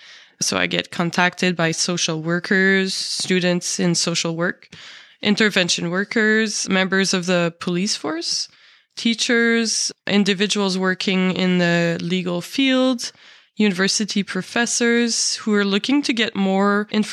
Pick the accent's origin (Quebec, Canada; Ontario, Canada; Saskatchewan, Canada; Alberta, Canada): Quebec, Canada; Montreal; also born or lived in British Columbia; I am from Montreal. I am a non-Indigenous woman.